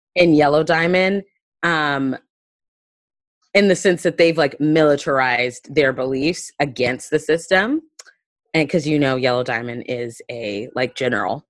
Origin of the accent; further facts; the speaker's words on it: Panama City, Florida, United States; I'm from the Florida Panhandle, which is Lower Alabama, Lower K K K taint. Like, it's, that's what it is. I'm from Panama City